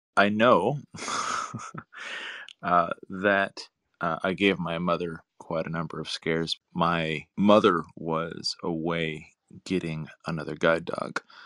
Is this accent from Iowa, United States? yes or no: no; Santa Cruz, California, United States; moved away; I grew up in Santa Cruz up in Northern California